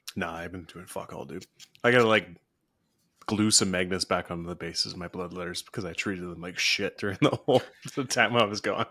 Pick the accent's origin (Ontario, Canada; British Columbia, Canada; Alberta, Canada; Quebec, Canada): British Columbia, Canada; where I'm from in B C